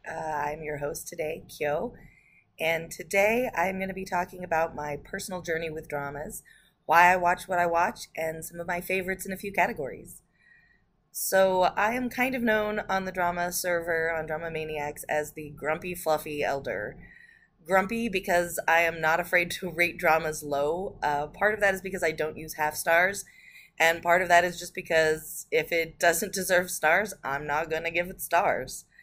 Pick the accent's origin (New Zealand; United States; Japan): Japan; born there; So, a little bit about me. I was born in Japan and I grew up watching things like Sazae san and Miyazaki.